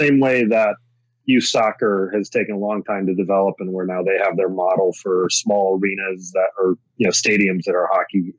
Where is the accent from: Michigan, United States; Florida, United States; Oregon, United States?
Michigan, United States; Detroit; When I was a kid growing up in the Detroit area